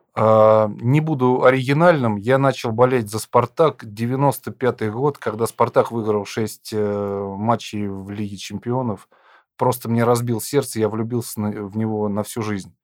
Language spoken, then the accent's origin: Russian; Lipetsk, Lipetsk Oblast, Russia; Я сам родом из Липецка